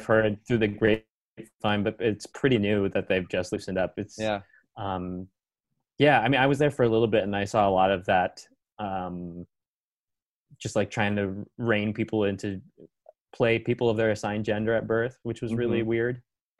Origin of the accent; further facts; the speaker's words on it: Philippines; I get that a lot, but I am Asian and I don't do that. I'm actually Filipino.